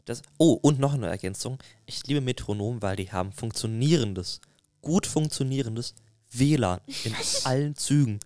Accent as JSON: {"language": "German", "town": "Bamberg", "region": "Bavaria", "country": "Germany", "said": "bei uns in Bamberg"}